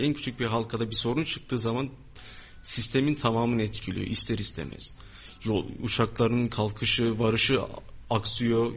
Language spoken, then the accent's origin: Turkish; Pınarbaşı, Kayseri Province, Turkey; Kayseriliyim, Pınarbaşılıyım